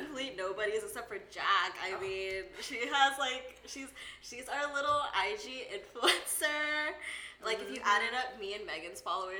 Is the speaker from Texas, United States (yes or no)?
yes; Houston, Texas, United States; moved away as an adult; now in Los Angeles, United States; I'm 23, I'm Filipina, and I'm from Houston, Texas, and I just moved here to LA last August in 2018.